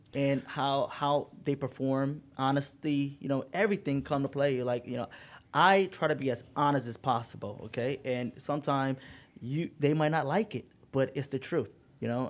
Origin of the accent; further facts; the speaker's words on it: Detroit, Michigan, United States; I grew up in Detroit